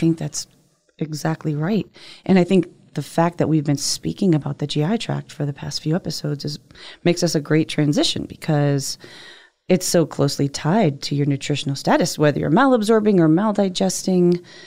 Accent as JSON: {"language": "English", "region": "Northeast", "country": "United States", "said": "I'm from the Northeast."}